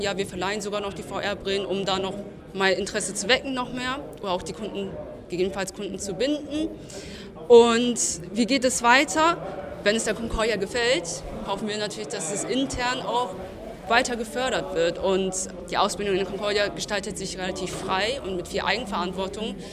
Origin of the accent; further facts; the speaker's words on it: Hanover, Lower Saxony, Germany; Aus Hannover.